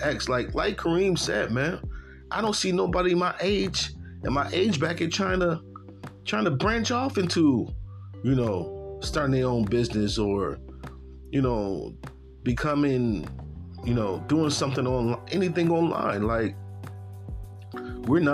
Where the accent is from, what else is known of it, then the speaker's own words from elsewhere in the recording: Buffalo, New York, United States; moved away as an adult; now in Tennessee, United States; I'm from Buffalo, New York